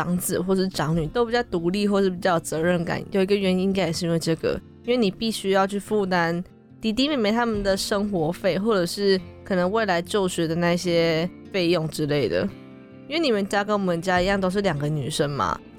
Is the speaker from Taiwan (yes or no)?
yes; Fengyuan, Taichung, Taiwan; 因为我是在丰原长大的嘛，我就读丰原高中。